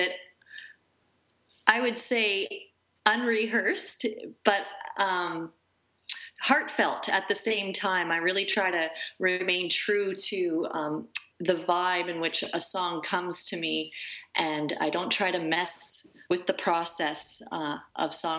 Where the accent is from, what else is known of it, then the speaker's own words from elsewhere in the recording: Peace River, Alberta, Canada; now in Calgary, Canada; I was raised in Peace River, Alberta